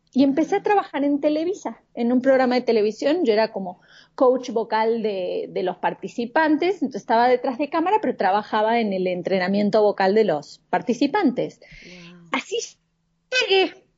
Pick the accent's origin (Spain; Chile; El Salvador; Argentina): Argentina; moved away as an adult; now in Mexico City, Mexico; soy de Argentina, pero vivo en la Ciudad de México hace casi seis años